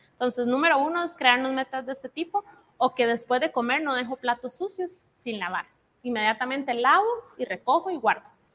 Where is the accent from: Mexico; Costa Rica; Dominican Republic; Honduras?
Costa Rica; moved away as an adult; now in Guatemala; Yo soy costarricense. Entonces, hace tres me vine a vivir a Guate